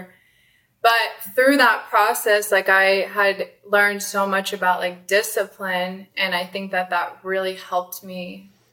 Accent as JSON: {"language": "English", "region": "Arizona", "country": "United States", "tie": "born or raised there", "also_born_or_lived": "California", "said": "born in California, raised in Arizona"}